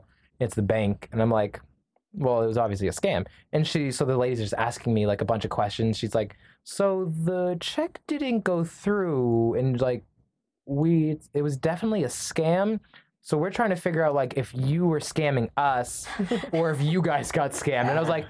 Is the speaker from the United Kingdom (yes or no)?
no; Canada; My wife is from we're from Canada, but my wife is Brazilian.